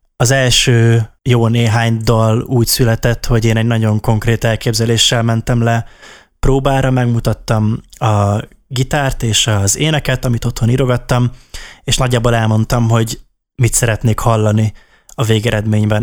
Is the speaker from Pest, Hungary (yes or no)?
no; Szolnok, Jász-Nagykun-Szolnok, Hungary; mi az ideával is szolnokiak vagyunk, és ő is, a Janka is uh, szolnoki, és általános iskoláskorunk óta ismerjük egymást